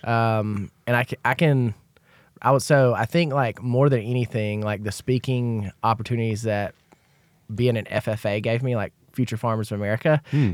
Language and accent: English; Ozark, Alabama, United States; I grew, grew up in Ozark, Alabama